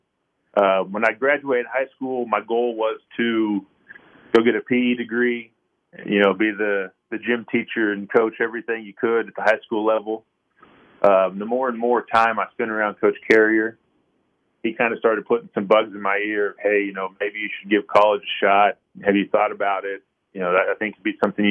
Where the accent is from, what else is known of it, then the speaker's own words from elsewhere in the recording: Kansas, United States; growing up in Kansas